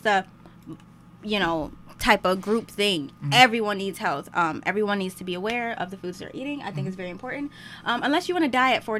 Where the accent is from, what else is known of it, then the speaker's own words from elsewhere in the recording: Cleveland, Ohio, United States; I am from Cleveland, Ohio. I go attend Tri-C because I'm going to school for nutrition.